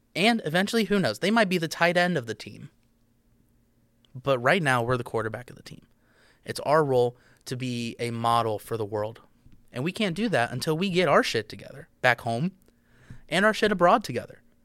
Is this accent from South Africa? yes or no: no; United States; I'm an American